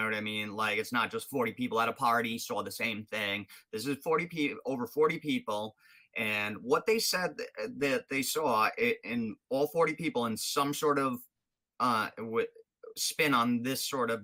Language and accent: English; Rhode Island, United States; I'm from Rhode Island